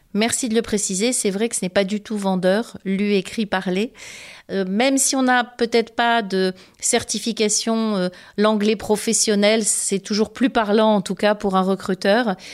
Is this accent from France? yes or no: no; Côte d’Ivoire; moved away; je suis originaire de Côte d'Ivoire.